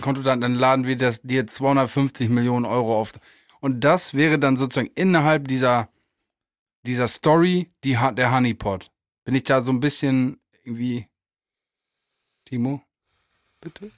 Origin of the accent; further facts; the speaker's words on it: Germany; Ich komme aus Mappen